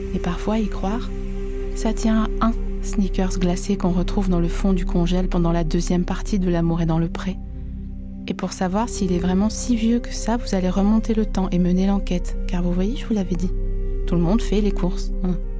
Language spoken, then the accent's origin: French; Vosges, Grand Est, France; je viens des Vosges. Et chez moi